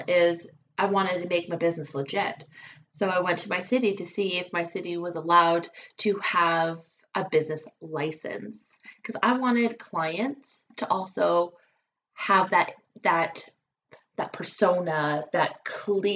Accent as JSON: {"language": "English", "region": "British Columbia", "country": "Canada", "tie": "born or raised there", "moved": "yes", "lives_now": "Alberta, Canada", "said": "I'm a Canadian gal, and I was born and raised actually in British Columbia. Now I am an Alberta girl"}